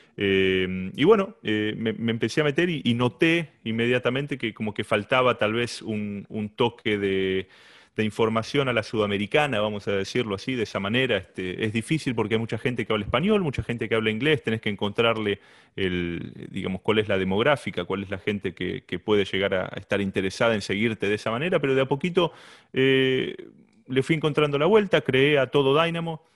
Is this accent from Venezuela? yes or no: no; Lomas de Zamora, Buenos Aires Province, Argentina; moved away as an adult; now in Houston, United States; soy argentino, nacido en Buenos Aires, en la ciudad de Lomas de Zamora, particularmente en Banfield